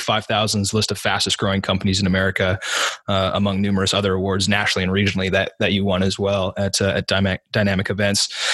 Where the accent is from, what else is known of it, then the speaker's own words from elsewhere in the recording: Southern Oregon, United States; I grew up in Southern Oregon